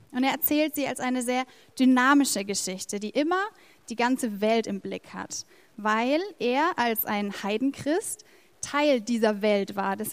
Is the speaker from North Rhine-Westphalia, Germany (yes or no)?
no; Erlangen, Bavaria, Germany; Wir sind Deutsche, also die meisten von uns. Ähm, wir sind Franken, auch die meisten von uns. Äh, wir sind Erlanger.